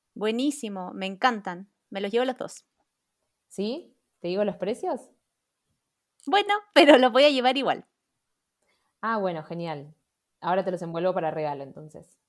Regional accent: Chile; moved away as an adult; yo soy de Chile

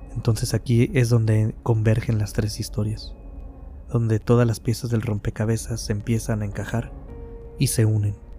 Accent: Mexico; aquí en mi país, México

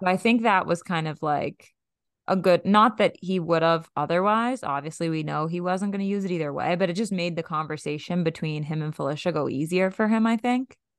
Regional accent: Boston, Massachusetts, United States; We are from Boston

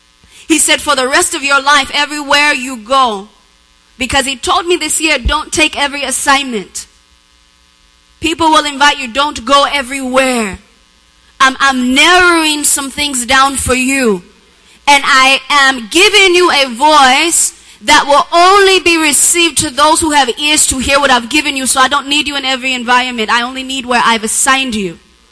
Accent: Pittsburgh, Pennsylvania, United States; I am originally from Pittsburgh, Pennsylvania.

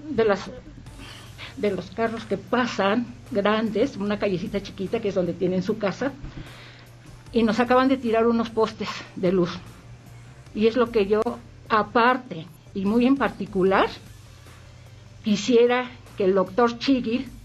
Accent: San Pedro Zacatenco, Mexico City, Mexico; Igual saludo a, a mi pueblo San Pedro Zacatenco tan querido.

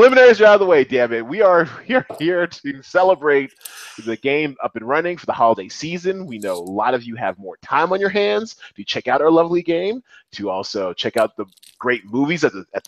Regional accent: Seattle, Washington, United States; in my hometown of Seattle

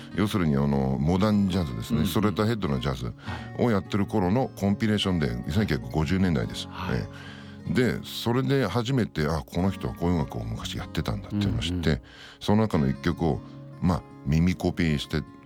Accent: Sanjo, Niigata, Japan; 僕の地元の新潟県の三条市というところ

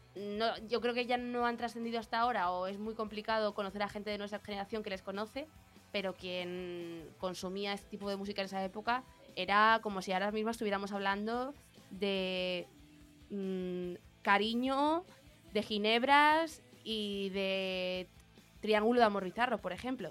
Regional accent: Madrid, Community of Madrid, Spain; somos de Madrid

